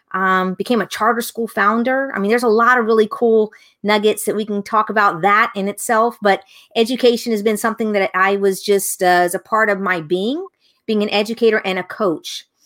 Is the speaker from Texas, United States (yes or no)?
no; Tampa, Florida, United States; So where I'm from, I'm originally from Tampa, Florida. So I'm one of those few who is born and raised right here in the same place that I continue to live. So we're a fourth generation Tampanian.